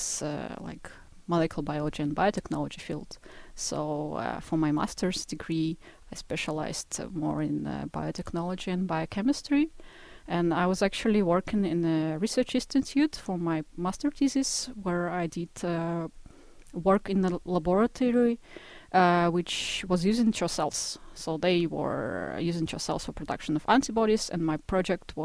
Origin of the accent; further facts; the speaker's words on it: Izhevsk, Udmurtia, Russia; moved away; I was born in the middle of Russia. It's a place called Ijevsk and it's a city close to Ural Mountains